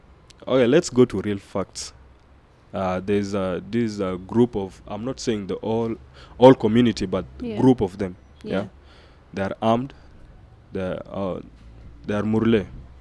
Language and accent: English; South Sudan